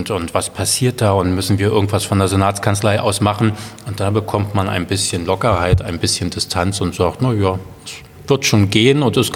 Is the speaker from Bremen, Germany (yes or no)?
no; Berlin, Germany; Also Nein ich bin ja Berliner und, und äh, fiebere nach wie vor mit meiner Stadt mit.